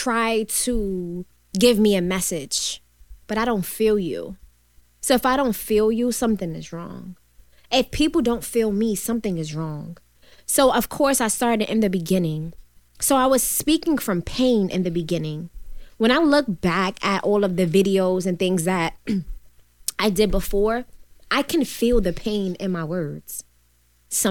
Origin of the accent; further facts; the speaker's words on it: United States; I'm from the Jacks.